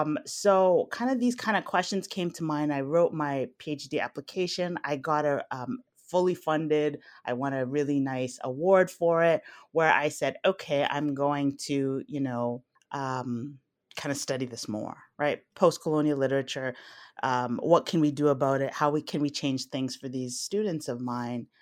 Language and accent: English; Alexandria, Alexandria Governorate, Egypt; I was born in Alexandria